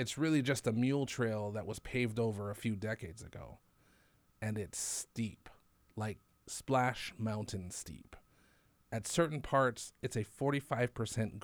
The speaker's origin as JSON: {"language": "English", "town": "Waimea", "region": "Hawaii", "country": "United States", "tie": "born or raised there", "also_born_or_lived": "Oahu", "said": "I was born on Oahu and grew up on Hawaii Island"}